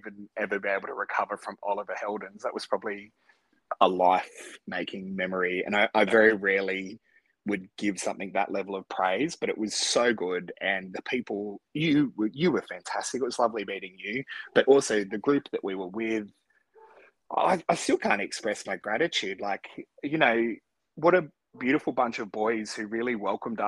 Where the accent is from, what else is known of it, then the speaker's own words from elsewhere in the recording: Australia; as an Aussie